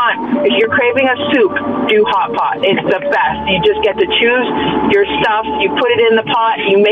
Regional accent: Hinton, Alberta, Canada; I'm from Hinton.

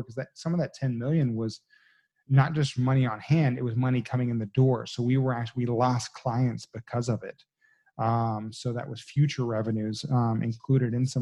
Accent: Texas, United States; I'm born and raised in Texas, you know, so I'm a good old boy

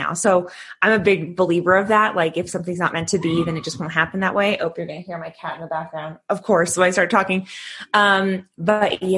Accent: Southern California, United States; moved away as an adult; also born or lived in Northern Arizona; now in Arizona, United States; I'm originally from Southern California, but right now I actually live and teach on a reservation in Northern Arizona

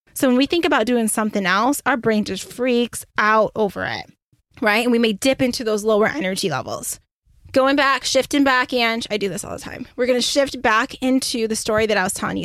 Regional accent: Michigan, United States; moved away; also born or lived in Beaufort, South Carolina; I'm originally from Michigan.

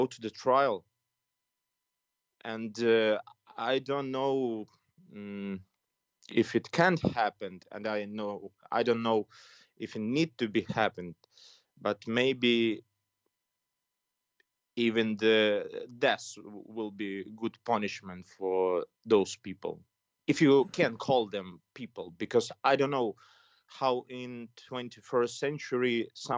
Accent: Putyvl, Sumy Oblast, Ukraine; English is a second language; now in Kyiv, Ukraine; my hometown. It's called Putivl. It's near the Russian border

